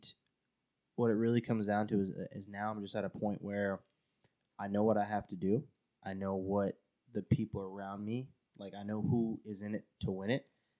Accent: Long Island, New York, United States; moved away as an adult; also born or lived in California; I wanted to be home. I wanted to be back in Long Island. Got a really, really big opportunity to work with Vivint, a really big one. And back in my home state, back in my hometown

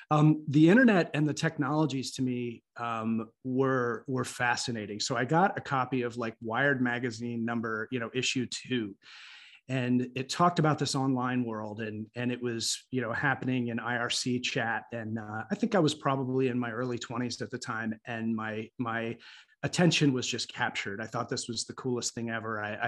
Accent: Columbus, Ohio, United States; So I grew up in Columbus, Ohio, which is an unexpected place maybe by some to be involved in such early things. But I grew up just miles from CompuServe

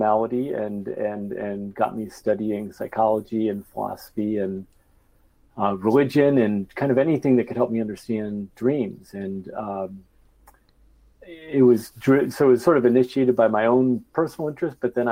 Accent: Bay Area, California, United States; I was growing up in the Bay Area

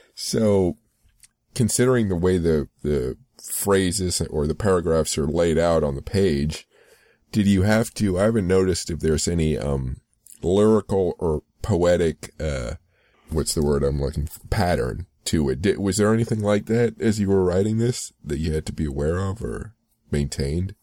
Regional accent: United States; I grew up um, on in the U.S.

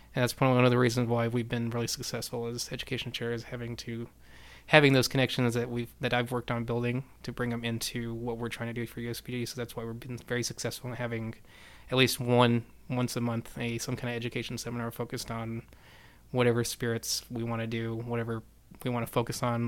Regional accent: Silver City, New Mexico, United States; now in Houston, United States; I started my family's uh, shoe store in Silver City, New Mexico, so I'm from New Mexico originally

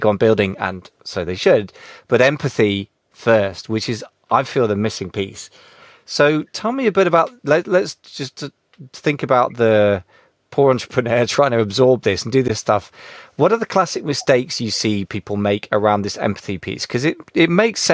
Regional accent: United Kingdom; being British

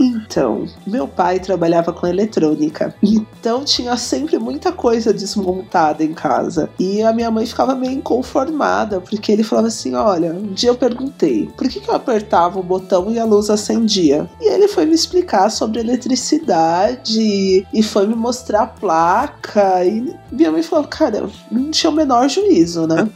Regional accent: Taboão da Serra, São Paulo, Brazil; born or raised there; also born or lived in Sorocaba; now in São Paulo, Brazil

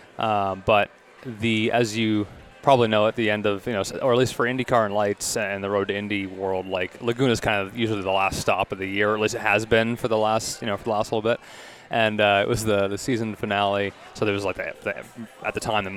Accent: Toronto, Ontario, Canada; also born or lived in Stouffville, Ontario / Kingston, Ontario / Indianapolis; I grew up here

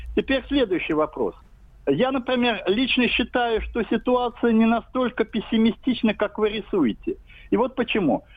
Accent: Samara Oblast, Russia

